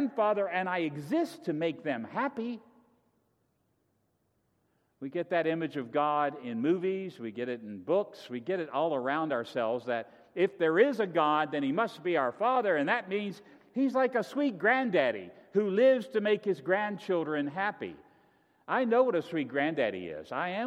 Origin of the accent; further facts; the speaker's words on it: Virginia, United States; moved away; I come from Virginia